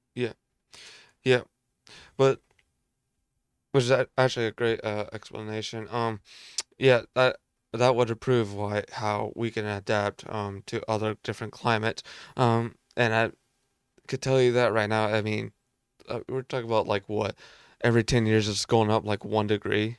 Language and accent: English; United States; I'm American.